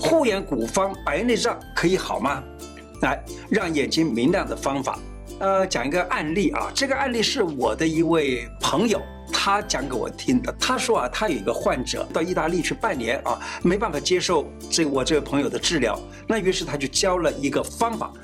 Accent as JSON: {"language": "Chinese", "country": "Taiwan", "said": "我们台湾人呢大概有三十万人患有青光眼"}